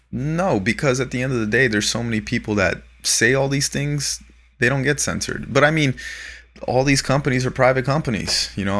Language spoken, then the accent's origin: English; Florida, United States; now in Los Angeles, United States; growing up in Florida